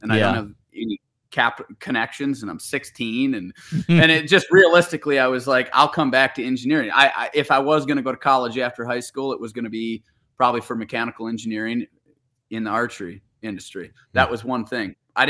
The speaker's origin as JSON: {"language": "English", "region": "Wisconsin", "country": "United States", "tie": "born or raised there", "said": "I was, yes."}